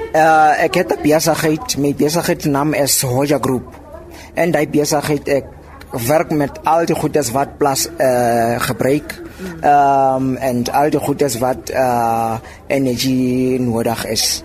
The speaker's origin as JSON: {"language": "Afrikaans", "area": "Lengli", "region": "Free State", "country": "South Africa", "said": "Ek kom van Lengli af hier in die Vrystaat"}